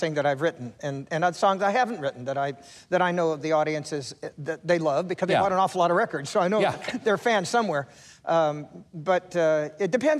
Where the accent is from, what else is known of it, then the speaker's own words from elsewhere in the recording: Sacramento, California, United States; also born or lived in Nevada; now in Tennessee, United States; I'm a farmer from Sacramento, California.